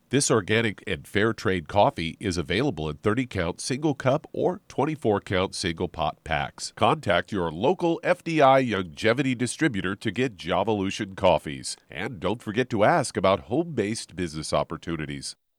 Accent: Kansas, United States; my home state

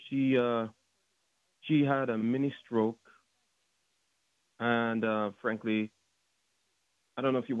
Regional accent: Jamaica; moved away; originally, I'm from Jamaica.

